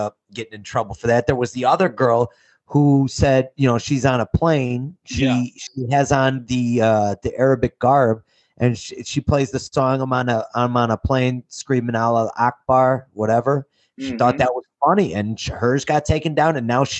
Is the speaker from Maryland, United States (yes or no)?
no; Chicago, Illinois, United States; I'm from Chicago, and we play 16-inch